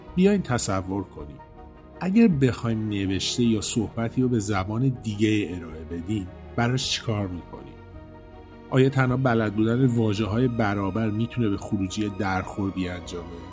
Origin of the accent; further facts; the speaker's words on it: Iran; first language Persian; منم به عنوان یه ایرانی طبیعتا کشورم رو خیلی دوست دارم برام خیلی عزیز مهم خاکمه جایی که توش به دنیا اومدم و بزرگ شدم